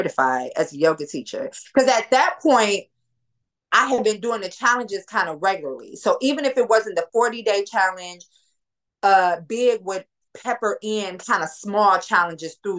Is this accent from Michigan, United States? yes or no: yes; Detroit, Michigan, United States; my family is Black. We from Detroit